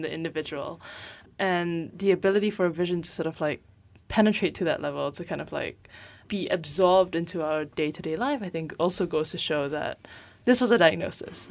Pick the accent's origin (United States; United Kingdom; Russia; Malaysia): Malaysia; Penang; I grew up in Penang, which is, you know, relatively far away from the kind of, like, pull of this, of K L